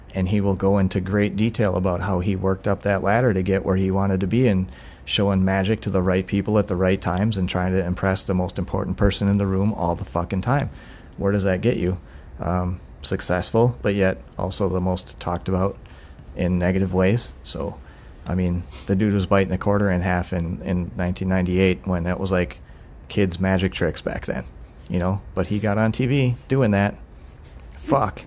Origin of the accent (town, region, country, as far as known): Milwaukee, Wisconsin, United States; moved away